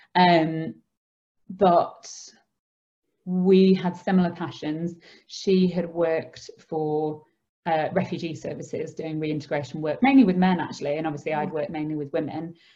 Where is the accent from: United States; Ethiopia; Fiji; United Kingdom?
United Kingdom; Skipton, Yorkshire and the Humber; I grew up in Skipton with my mum, dad, and my brother